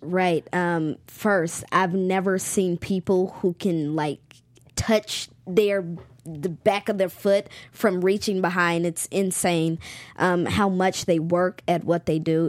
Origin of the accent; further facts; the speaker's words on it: Charlotte, North Carolina, United States; my hometown is Charlotte, North Carolina